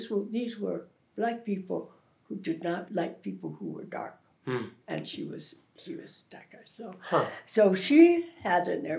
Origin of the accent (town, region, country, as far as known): Grinnell, Iowa, United States; born or raised there; moved away as an adult; now in Chicago, United States